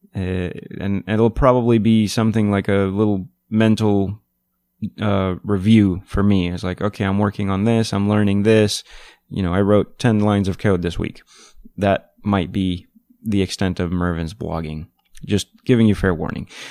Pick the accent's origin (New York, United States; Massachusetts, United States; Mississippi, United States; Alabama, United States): New York, United States; New York City; I'm from New York City